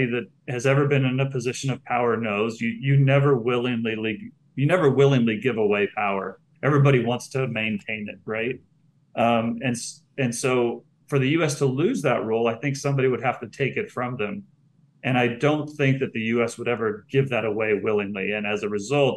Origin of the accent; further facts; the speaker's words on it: United States; now in Puerto Rico; I'm an American and I tend to think in US dollar terms. We grew up only thinking in one currency